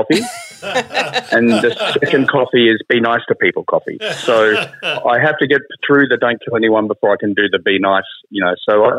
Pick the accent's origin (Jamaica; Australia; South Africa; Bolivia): Australia; Dimboola, Victoria; Oh, yeah, absolutely. Well, my dad was a market gardener too.